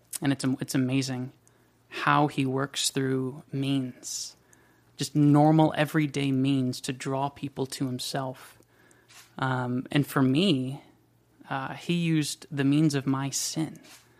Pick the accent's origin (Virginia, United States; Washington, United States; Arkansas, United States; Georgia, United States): Washington, United States; also born or lived in Germany / South Carolina; And then we went to South Carolina, where I was raised for another 6 years or so, maybe seven. And then we went to Washington State, where I grew up.